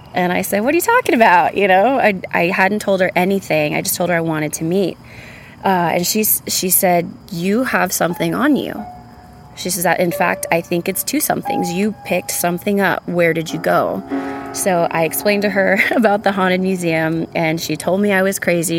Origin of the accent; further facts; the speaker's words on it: San Antonio, Texas, United States; now in Austin, United States; I'm originally from San Antonio, Texas. I've lived in Austin for the better part of 15 years now